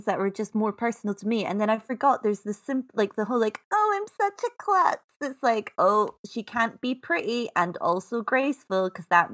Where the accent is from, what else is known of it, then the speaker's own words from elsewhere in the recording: Scotland, United Kingdom; I'm Scottish